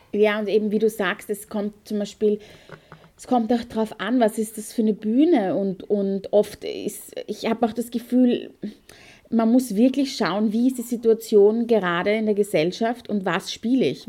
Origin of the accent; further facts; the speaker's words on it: Austria; also born or lived in Perchtoldsdorf; ich bin aus Österreich